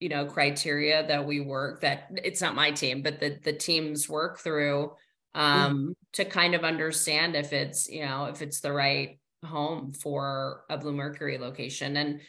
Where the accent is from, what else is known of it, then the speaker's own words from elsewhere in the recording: New Jersey, United States; I'm from New Jersey. I like invented the mall.